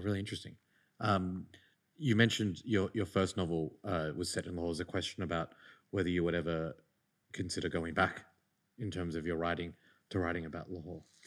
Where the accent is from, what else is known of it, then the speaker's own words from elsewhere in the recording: Lahore, Punjab, Pakistan; born in Lahore